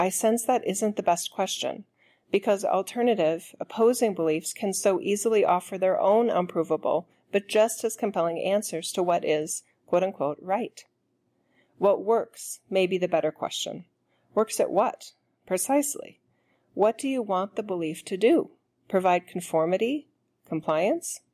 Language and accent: English; United States; I'm an American